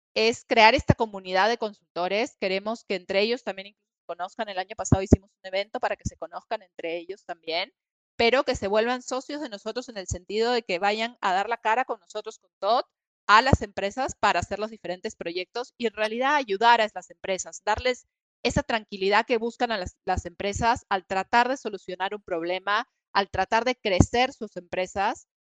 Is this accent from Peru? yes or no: yes; Peru; moved away as an adult; also born or lived in New York; now in Mexico City, Mexico; soy peruana originalmente, estudié allá y después de un tiempo en Perú decidí irme a estudiar una maestría